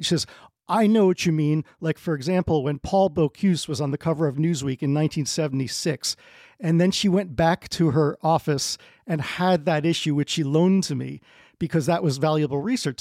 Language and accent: English; New Jersey, United States; I'm from New Jersey